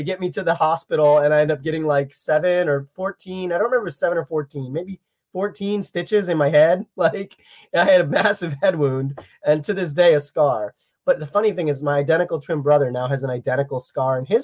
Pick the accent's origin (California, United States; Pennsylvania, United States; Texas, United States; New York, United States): Pennsylvania, United States; I'm from Pennsylvania